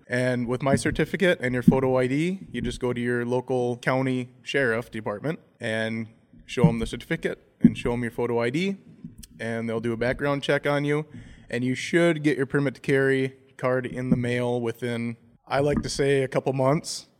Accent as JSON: {"language": "English", "town": "Browerville", "region": "Minnesota", "country": "United States", "said": "I'm from Browerville, Minnesota"}